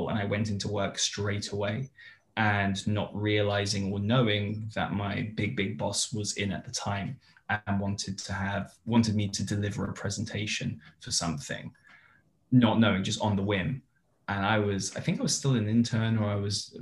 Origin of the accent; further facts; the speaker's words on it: United Kingdom; moved away as an adult; now in Los Angeles, United States; being a Brit